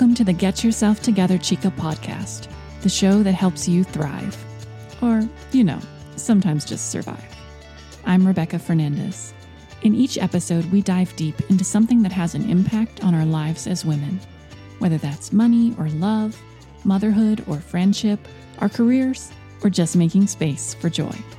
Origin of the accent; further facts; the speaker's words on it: United States; I was born in the United States, but my mother and her family are from Venezuela